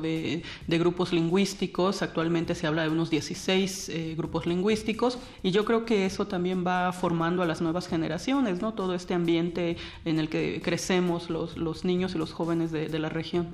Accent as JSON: {"language": "Spanish", "town": "Juchitán", "region": "Oaxaca", "country": "Mexico", "tie": "born or raised there", "said": "Yo nací en Juchitán, Oaxaca"}